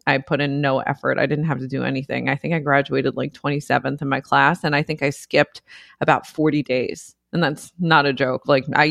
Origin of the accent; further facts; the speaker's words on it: New York, United States; we grew up in the Bronx. It was like a little beach club because nobody had access to pools or anything. Nobody had a yard.